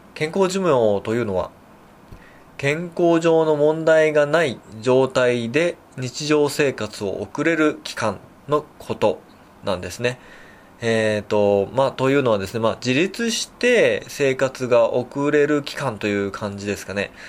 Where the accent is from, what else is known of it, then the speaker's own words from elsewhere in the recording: Tokyo, Japan; also born or lived in Nagano Prefecture; now in Nagano, Japan; もともと東京出身なんですけれども、長野県に移り住んで